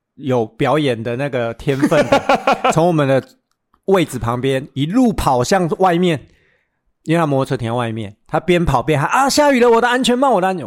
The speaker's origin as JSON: {"language": "Chinese", "region": "Taichung", "country": "Taiwan", "said": "我们台中人"}